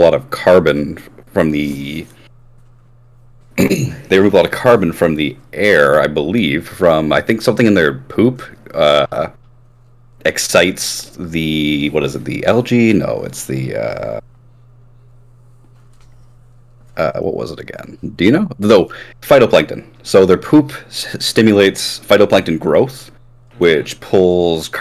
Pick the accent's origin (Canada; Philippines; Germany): Canada; I'm from Canada